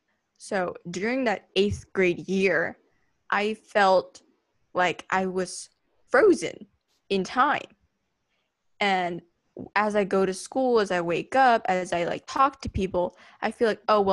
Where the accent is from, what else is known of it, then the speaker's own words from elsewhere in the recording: Surabaya, East Java, Indonesia; moved away as an adult; now in Seattle, United States; growing up in Surabaya, everybody knew who I was.